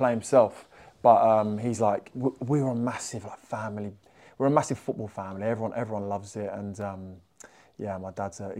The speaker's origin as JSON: {"language": "English", "region": "England", "country": "United Kingdom", "tie": "born or raised there", "said": "growing up in England, being an English school, we're all Arsenal fans"}